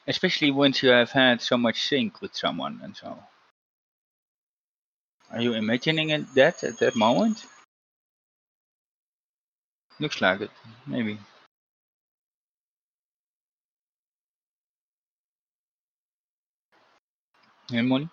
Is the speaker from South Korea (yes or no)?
no; Netherlands; born or raised there